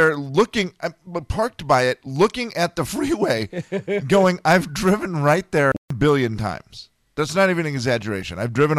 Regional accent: Harrington, Washington, United States; moved away as an adult; also born or lived in Medical Lake, Washington; now in Spokane, United States; when I came from Harrington.

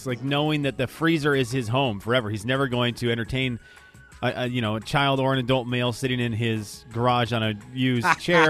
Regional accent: Venezuela; moved away; growing up in the Venezuela

